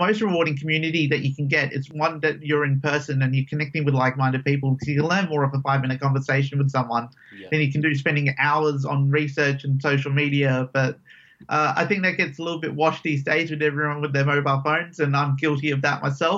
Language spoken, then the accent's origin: English; Perth, Western Australia, Australia; I grew up here in Perth since I was about 4 or 5. So all my living memories have been in Perth